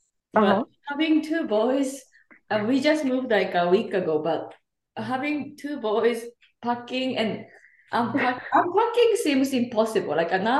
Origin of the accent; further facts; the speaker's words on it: Japan; also born or lived in Chicagoland, Illinois, United States; now in Chicago, United States; I'm from Japan, but currently living in Chicagoland, Illinois, USA.